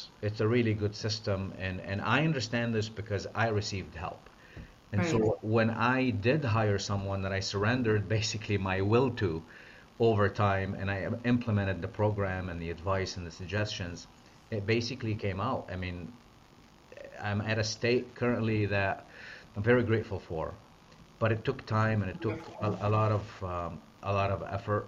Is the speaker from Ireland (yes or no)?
no; Lebanon; moved away as an adult; I'm from the Middle East. So I came from Lebanon as a foreign exchange student.